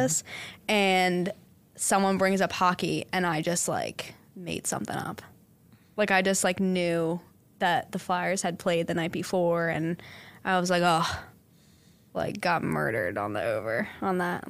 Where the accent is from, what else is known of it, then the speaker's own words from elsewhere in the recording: Bensalem, Pennsylvania, United States; growing up in Ben Salem